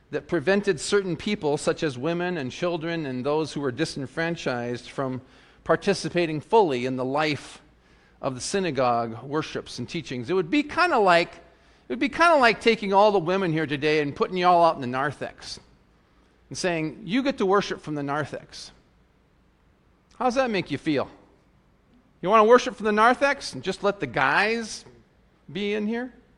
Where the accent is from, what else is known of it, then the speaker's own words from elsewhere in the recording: South Dakota, United States; I grew up in South Dakota, you know, the great open plains